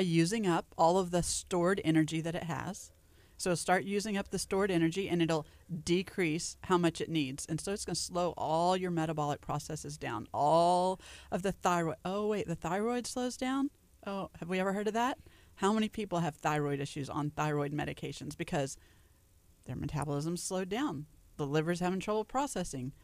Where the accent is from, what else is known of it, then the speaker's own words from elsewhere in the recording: Louisiana, United States; now in Texas, United States; I grew up in Louisiana, so we had bunny bread